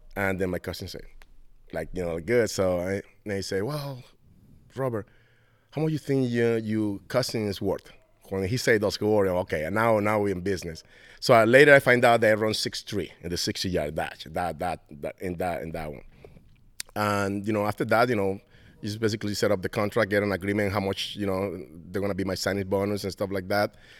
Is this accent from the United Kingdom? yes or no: no; Venezuela; English is a second language; moved away as an adult; now in United States; I come here from Venezuela to play with the, with, with the Giants visa